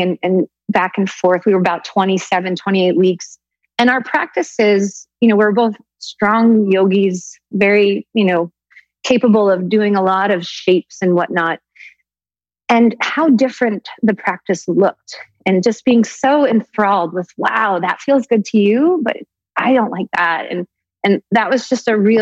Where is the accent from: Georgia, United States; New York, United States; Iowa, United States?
New York, United States; Woodstock; I grew up in Woodstock, upstate in the Catskill Mountains